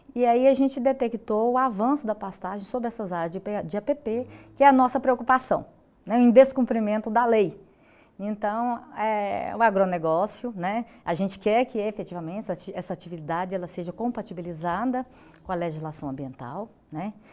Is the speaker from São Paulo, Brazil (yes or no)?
no; Goiás, Brazil; sou da cidade de Goiás, né, pertenço a essa bacia hidrográfica do Rio Vermelho